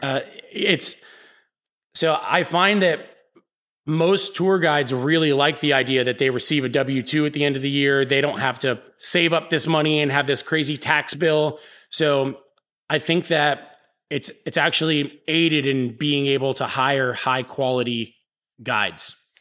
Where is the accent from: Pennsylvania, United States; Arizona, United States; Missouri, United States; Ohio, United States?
Pennsylvania, United States; Pittsburgh; now in New Orleans, United States; I'm from Pittsburgh, Pennsylvania. I moved here